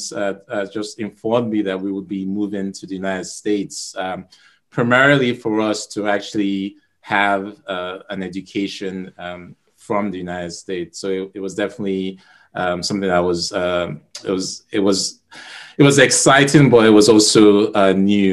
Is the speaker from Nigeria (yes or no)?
yes; Nigeria; I'm from Nigeria